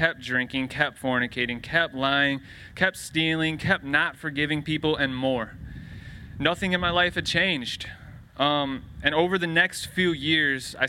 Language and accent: English; Lucas, Ohio, United States; also born or lived in Medina, Ohio; Then my parents, my brother, and I moved to Lucas, Ohio, a small country town with one traffic light, where I was raised until the end of eighth grade